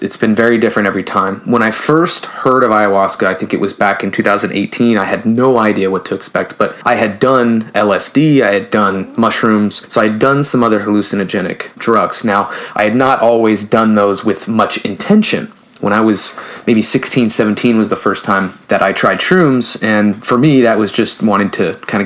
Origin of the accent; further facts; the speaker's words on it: the Bay Area, California, United States; I'm from a big city. I'm from California. I'm from the Bay Area.